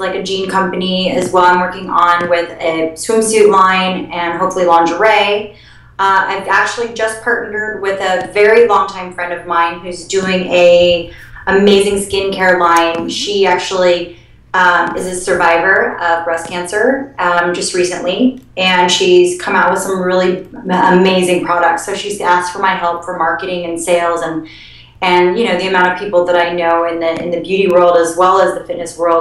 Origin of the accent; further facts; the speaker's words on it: Denver, Colorado, United States; moved away; when I grew up as a little kid, I grew up in Denver, Colorado